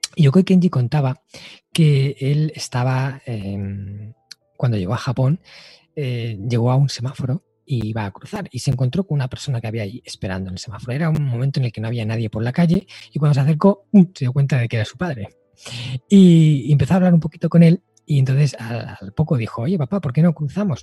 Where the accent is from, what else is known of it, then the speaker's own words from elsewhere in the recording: Spain; aquí en mi país, ¿no? En España